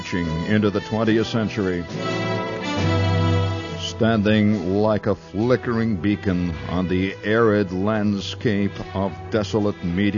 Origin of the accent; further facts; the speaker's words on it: Indiana, United States; moved away; As you can tell, I'm from Indiana.